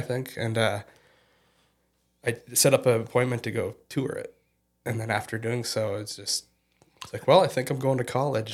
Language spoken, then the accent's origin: English; Fergus Falls, Minnesota, United States; moved away as an adult; also born or lived in Portland, Oregon; I was born and raised in, in Fergus Falls and did, uh, all my schooling in, in the community until I graduated high school.